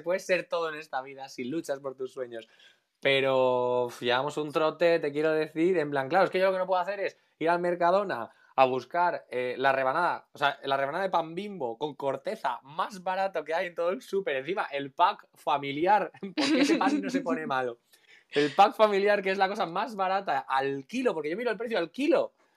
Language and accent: Spanish; Alicante, Valencian Community, Spain; soy de Alicante